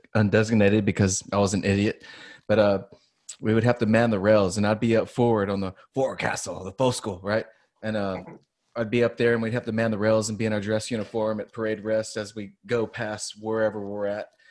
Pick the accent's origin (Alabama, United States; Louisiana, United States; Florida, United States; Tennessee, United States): Louisiana, United States; moved away; I'm from Louisiana